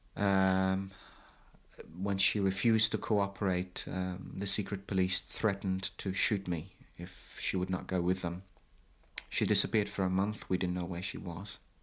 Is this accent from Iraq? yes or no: yes; Baghdad, Baghdad Governorate, Iraq; moved away as an adult; I was born in Baghdad in nineteen fifty-eight. Um, have never lived anywhere else but Baghdad until I left in nineteen seventy-six.